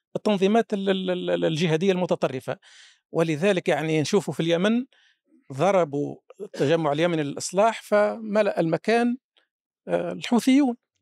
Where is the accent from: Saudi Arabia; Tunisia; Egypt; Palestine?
Tunisia; عندنا في تونس